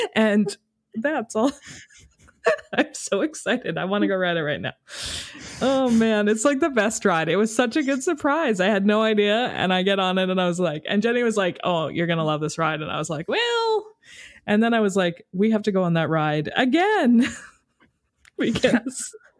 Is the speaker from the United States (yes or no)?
no; Canada; we're from Canada